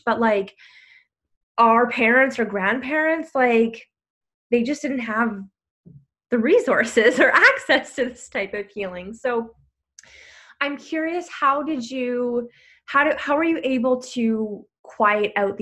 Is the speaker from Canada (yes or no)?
yes; Canada; I'm from Canada